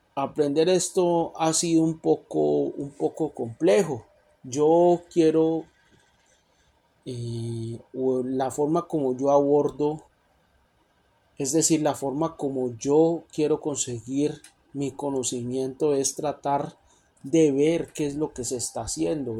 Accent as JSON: {"language": "Spanish", "country": "Colombia", "moved": "as an adult", "lives_now": "Canada", "said": "Yo originalmente en mi país, Colombia, estudié para ser abogado"}